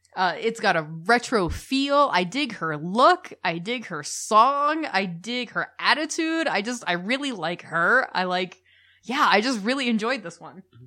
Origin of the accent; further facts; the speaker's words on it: United States; We're the American couple